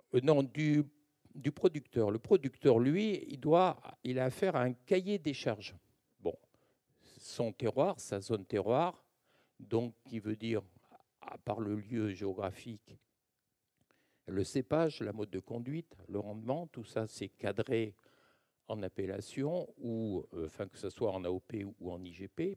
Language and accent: French; Languedoc-Roussillon, Occitania, France; also born or lived in Narbonne; now in Bordeaux, France; je viens du Languedoc-Roussillon